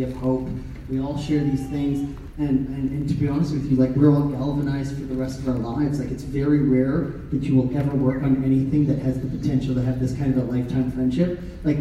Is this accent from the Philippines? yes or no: no; Canada; I grew up as a poor kid with a single mom, three younger brothers, you know, a weird suburban neighborhood in Canada